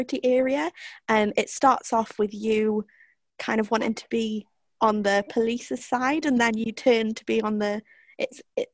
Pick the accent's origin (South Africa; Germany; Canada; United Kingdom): United Kingdom; Welsh, Wales; I'm very Welsh